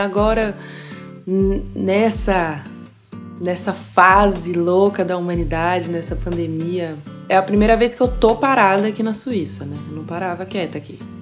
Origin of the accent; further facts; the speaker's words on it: São Paulo, Brazil; moved away as an adult; now in Switzerland; Eu nasci em São Paulo